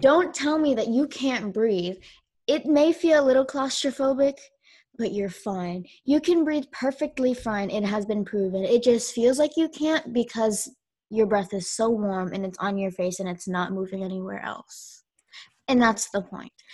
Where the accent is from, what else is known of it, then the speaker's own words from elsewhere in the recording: United States; I grew up in America.